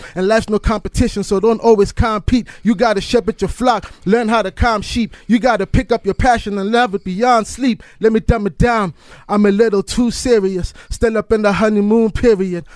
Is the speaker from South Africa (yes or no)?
yes; South Africa; being a South African